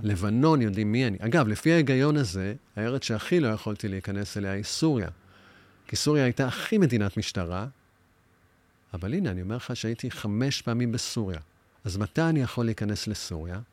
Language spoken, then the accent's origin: Hebrew; Tel Aviv, Tel Aviv District, Israel; also born or lived in New York, United States; אני בא משכונה, קוראים לה תוכנית למד בתל אביב. אני בבית ספר היסודי משחק כדורגל